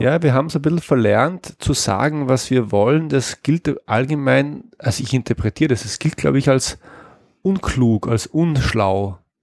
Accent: Austria; als Österreicher

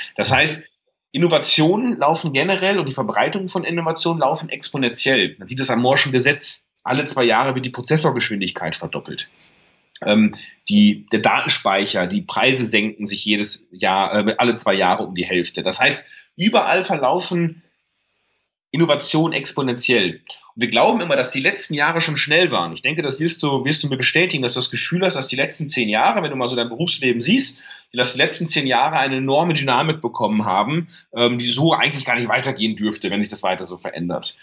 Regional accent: Münsterland, North Rhine-Westphalia, Germany; komme aus Nordrhein-Westfalen, aus dem beschaulichen Münsterland vom Lande. Mhm. Groß geworden

